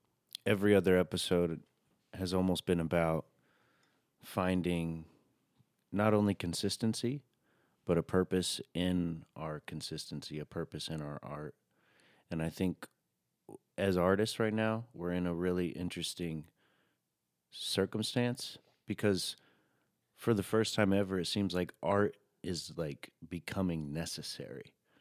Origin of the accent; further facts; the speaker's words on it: Chattanooga, Tennessee, United States; now in New York, United States; personally, where it's like I moved here to New York, something that was a beacon of like culture. I came from Chattanooga, Tennessee, thinking like, man, New York is where it's at.